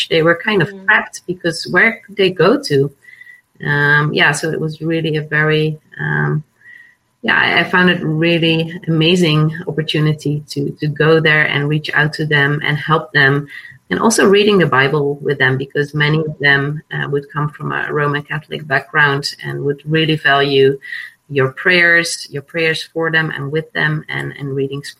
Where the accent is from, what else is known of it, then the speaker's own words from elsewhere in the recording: Netherlands; I'm Dutch. I was born and raised in the Netherlands on a small island